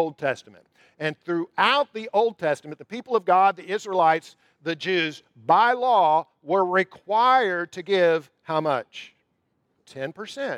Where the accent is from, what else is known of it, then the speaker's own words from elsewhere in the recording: Jacksonville, Florida, United States; moved away; I'm from Jacksonville. My mom still lives in Jacksonville